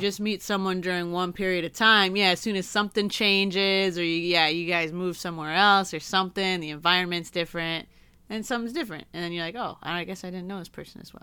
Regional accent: Michigan, United States; moved away; I don't have any family in my hometown anymore

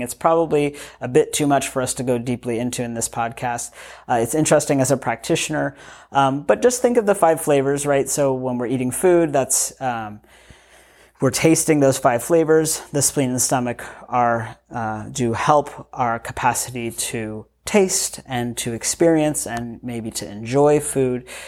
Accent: United States; I grew up in the United States of America.

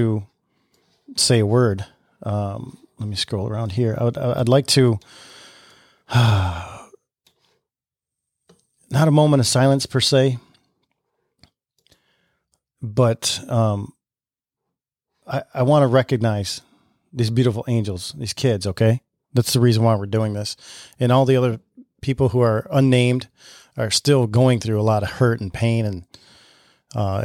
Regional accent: Lake Orion, Michigan, United States; My hometown is Lake Orion, is right next to Oxford

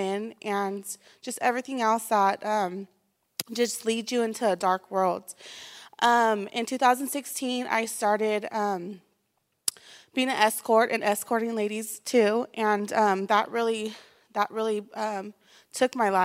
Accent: Bakersfield, California, United States; I'm from Bakersfield, California

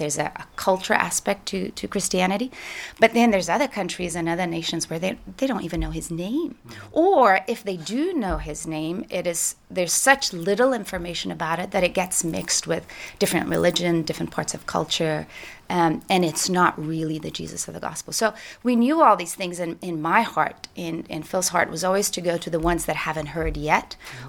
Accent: Brazil; moved away; also born or lived in Portugal; So I was born in Portugal when I was 3 years old. My parents moved to Brazil. My parents are Irish and English. And they were and have been missionaries in Brazil for 40 years. So I grew up as a missionary kid in the mission field

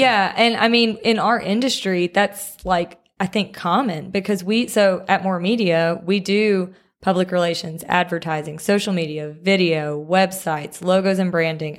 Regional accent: Picayune, Mississippi, United States; now in Jackson, United States; I am from Picayune, Mississippi, um, which is kind of, people here say the coast.

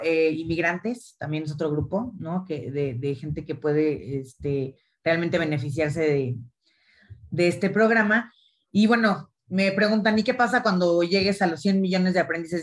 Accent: Mexico; yo también soy mexicana

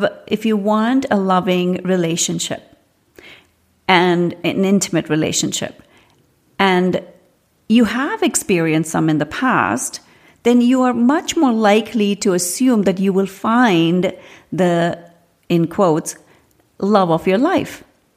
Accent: India; I grew up in India. And every part of India is almost like a different country of its own.

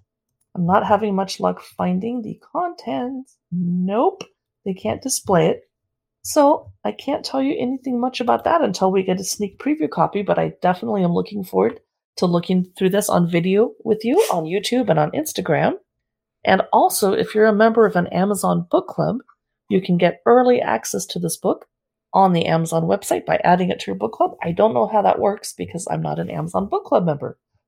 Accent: San Diego, California, United States; I've never heard of that. And I grew up next to Mexico in San Diego.

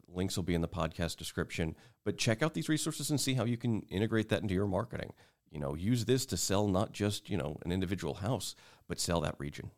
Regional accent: St. Louis, Missouri, United States; moved away as an adult; also born or lived in South Carolina; I grew up in Saint Louis, but I've moved away and come back a couple of times

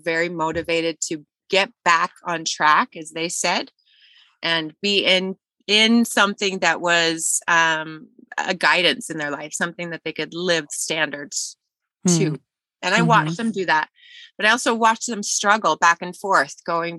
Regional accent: Idaho, United States; I am from Idaho. I am an Idaho blood Mormon. and totally grew up that way.

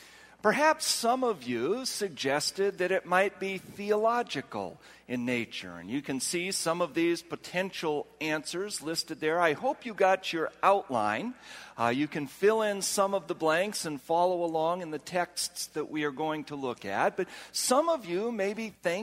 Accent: Washington, United States; I'm not from here. I'm from Washington. And he looked at me like, well, then, and then I said, no, not Washington, D.C. I'm from Washington State.

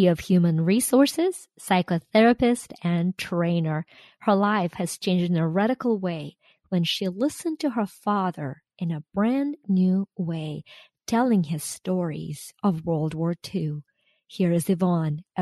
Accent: Ukraine; now in United States; I am Ukrainian-American. I was born and raised in Ukraine

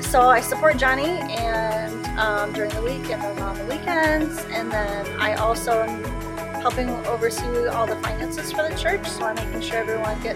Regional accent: Ohio, United States; moved away as an adult; now in Florida, United States; We're originally from Ohio

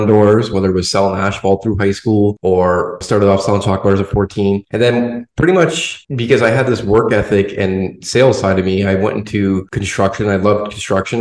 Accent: Canada; now in Florida, United States; I am Canadian. I came from the cold, so a little different than where I am now in Florida.

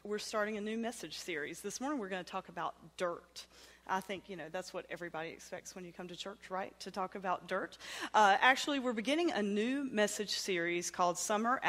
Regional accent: the South, United States; accent: southern; my southern accent

